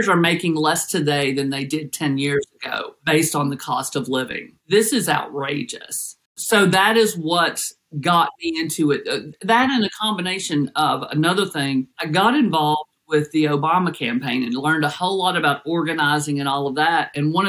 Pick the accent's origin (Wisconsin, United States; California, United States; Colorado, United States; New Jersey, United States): Colorado, United States; Denver; born there; also born or lived in Los Angeles / Tennessee; So we moved to Denver, or my parents moved to Denver after law school with the FBI, and I was born in Denver.